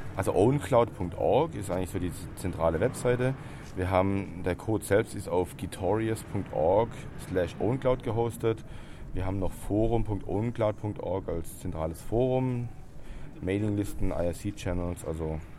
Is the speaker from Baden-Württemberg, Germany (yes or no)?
yes; Stuttgart, Baden-Württemberg, Germany; ich komme aus Stuttgart.